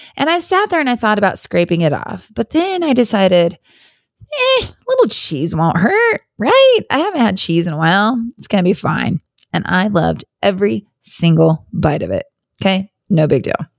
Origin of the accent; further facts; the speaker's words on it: Wyoming, United States; moved away as an adult; also born or lived in Virginia; now in North Carolina, United States; I grew up in Wyoming. I actually, uh, grew up all the way through, I was born and graduated high school in Wyoming